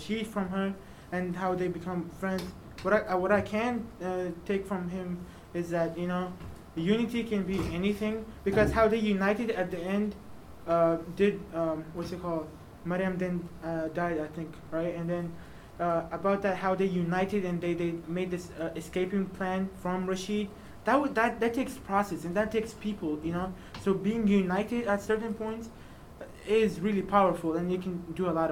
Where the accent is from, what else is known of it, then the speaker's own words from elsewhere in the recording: Afghanistan; moved away; I am from Afghanistan